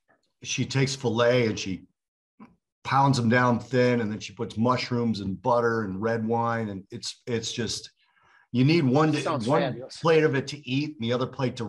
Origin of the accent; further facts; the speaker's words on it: Cicero, Illinois, United States; I grew up in Cicero